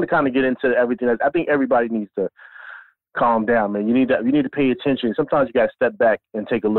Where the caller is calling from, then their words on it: Harlem, New York, United States; Yo, CP, what's going on, man? … Live Harlem.